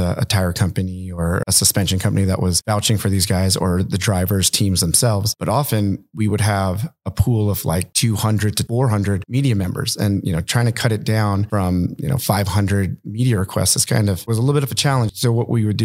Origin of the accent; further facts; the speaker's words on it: La Mirada, California, United States; also born or lived in New York; we grew up in the city called La Mirada in California, just grew up skateboarding